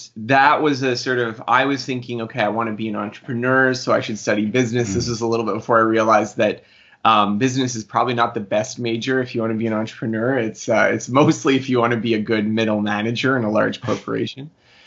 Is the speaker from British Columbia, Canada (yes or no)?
no; Manitoba, Canada; I grew up, I'm Canadian. I grew up in Manitoba, Canada